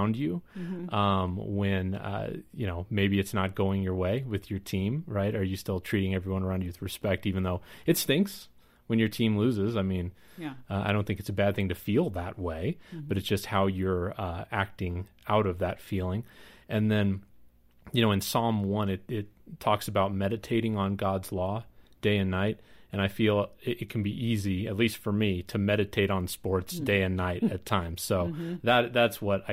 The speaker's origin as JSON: {"language": "English", "region": "Kansas", "country": "United States", "tie": "born or raised there", "moved": "yes", "said": "I grew up in Kansas"}